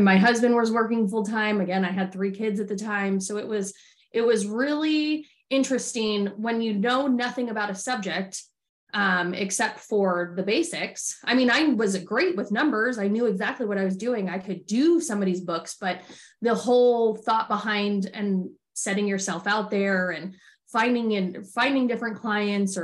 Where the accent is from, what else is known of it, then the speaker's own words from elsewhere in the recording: Arizona, United States; I'm from Arizona originally